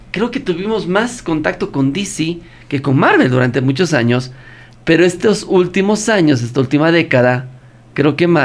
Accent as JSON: {"language": "Spanish", "country": "Bolivia", "said": "Somos de Bolivia, señores. Somos bolivianos."}